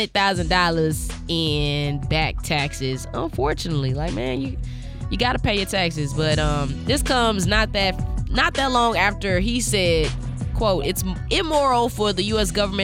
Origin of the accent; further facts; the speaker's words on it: St. Louis, Missouri, United States; now in Kansas City, United States; We went to Big Mama's in my hometown